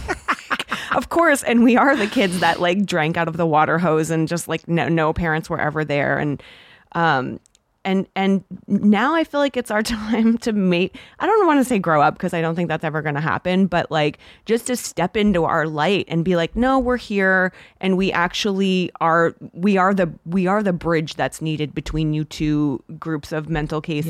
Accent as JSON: {"language": "English", "town": "Toronto", "region": "Ontario", "country": "Canada", "tie": "born or raised there", "also_born_or_lived": "Los Angeles", "moved": "yes", "said": "being Canadian, it's, I didn't grow up here"}